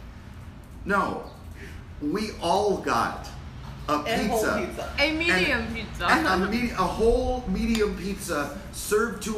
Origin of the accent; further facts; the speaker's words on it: United States; I'm from America